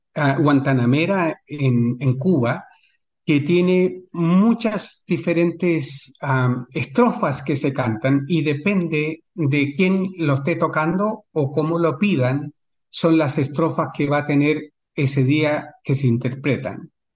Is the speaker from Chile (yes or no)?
yes; Chile; now in Sydney, Australia; como chileno